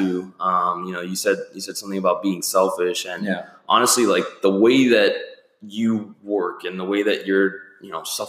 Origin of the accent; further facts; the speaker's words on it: Miami, Florida, United States; oh, where are you from? Like, Miami. And they're like, Ohio. I'm like, no, Florida.